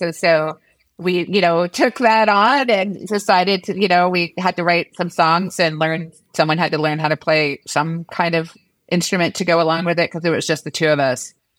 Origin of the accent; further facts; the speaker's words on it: Washington, District of Columbia, United States; grew up in Washington, D C